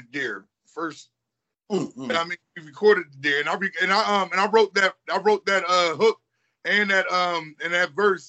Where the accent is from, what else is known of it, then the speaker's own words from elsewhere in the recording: Philadelphia, Pennsylvania, United States; I'm from Silver Street